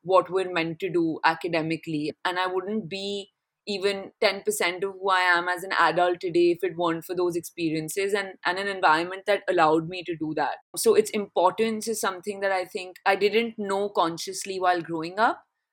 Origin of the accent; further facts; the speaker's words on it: Delhi, India; Delhi, yeah, which is my hometown